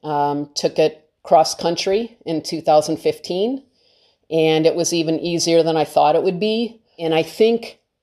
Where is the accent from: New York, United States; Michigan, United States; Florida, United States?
Michigan, United States; Detroit; also born or lived in California; now in Maine, United States; I grew up in Detroit